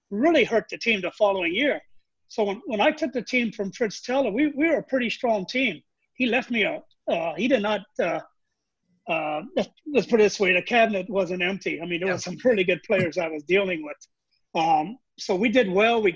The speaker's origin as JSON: {"language": "English", "country": "Macau", "tie": "born or raised there", "also_born_or_lived": "Charleston, Illinois, United States", "moved": "yes", "said": "when I tell people I grew up in China, they look at me and think that I'm a joker. But no, it was Macau was a Portuguese colony"}